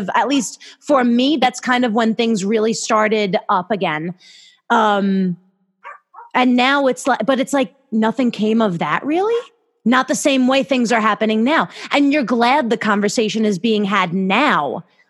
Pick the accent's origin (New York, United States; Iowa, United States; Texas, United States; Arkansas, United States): New York, United States; Long Island; I'm from Long Island. I've grown up here. I've been in the same town my whole life.